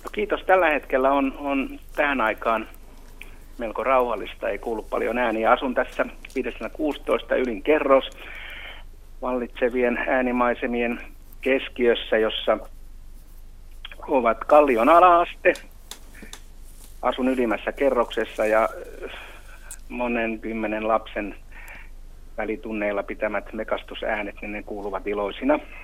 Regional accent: Mäntsälä, Uusimaa, Finland; moved away; Semmoinen paikka kuin Mäntsälän ah- Ohkolan Arolan kylä, semmoinen kuin Jyvälän kulma, joka on hyvin semmoista alavaa maata

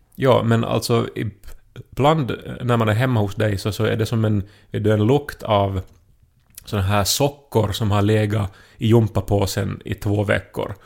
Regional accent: Esse, Ostrobothnia, Finland; jag är från Esse, en annan liten

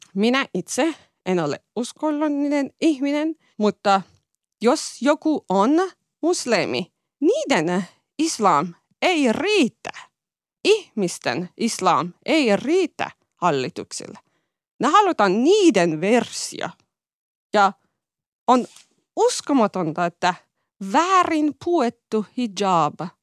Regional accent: Iran; Finnish is a second language; moved away; mä oon ylpeä, että olen Iranista kotoisin

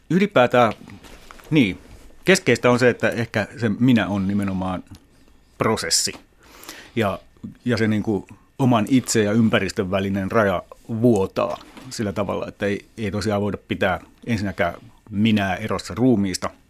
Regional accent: Lahti, Päijät-Häme, Finland; moved away; also born or lived in Switzerland; Mä olin ensin asunut lapsena, lapsena ja nuorena Lahdessa.

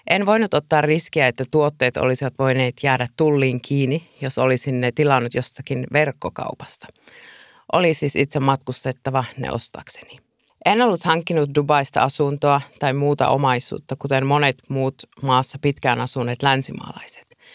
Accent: Iisalmi, North Savo, Finland; ja olen tänään Radio Suomen kutsuvieraana. Olen kotoisin Iisalmesta ja matkustaminen on kuulunut elämäni aina.

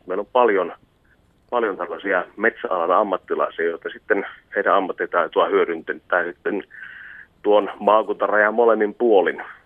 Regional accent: Konnevesi, Central Finland, Finland; Meillä Konnevedellä

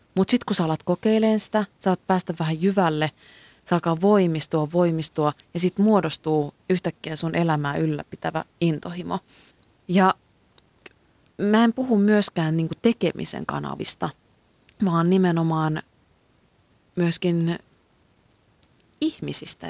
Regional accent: Kuusamo, North Ostrobothnia, Finland; moved away

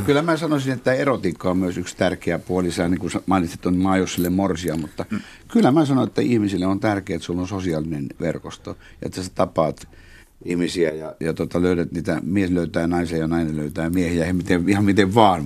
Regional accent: Oulu, North Ostrobothnia, Finland; now in Tampere, Finland; käynyt koulu-, Oulussa

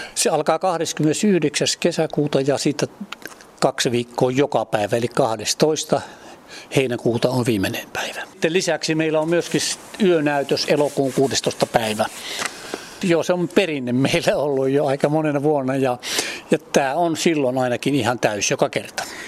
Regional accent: Mikkeli area, South Savo, Finland; moved away as an adult; also born or lived in Kouvola / Lappeenranta; now in Mäntyharju, Finland; mä olen silloin aikanaan Mikkelin seudulta mä olen lähtöisin

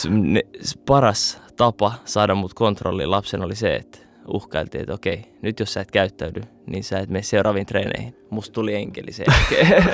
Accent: Finland; also born or lived in Saudi Arabia / Kuopio / Turku / Iraq (roots); now in Helsinki, Finland; mä olin kymmenen, kun muutettiin Turkuun sit taas

